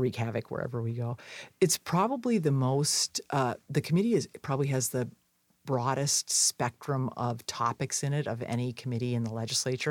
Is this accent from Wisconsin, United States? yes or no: yes; Wisconsin, United States; In my home state